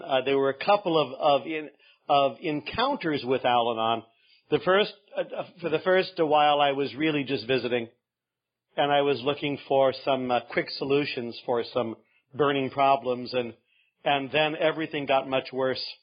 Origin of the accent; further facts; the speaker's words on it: Northern California, United States; I'm from Northern California